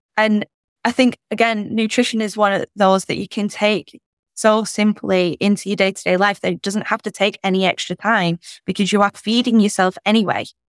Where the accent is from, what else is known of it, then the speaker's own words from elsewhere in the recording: United Kingdom; as a British person